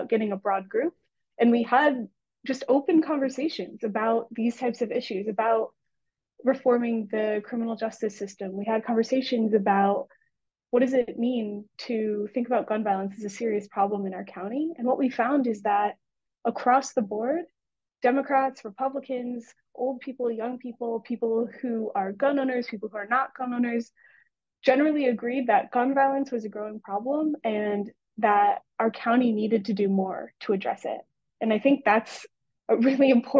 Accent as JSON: {"language": "English", "town": "Highland Park", "region": "Illinois", "country": "United States", "said": "I'm from Highland Park, Illinois, which is, as you know, a community that was affected by a mass shooting last summer"}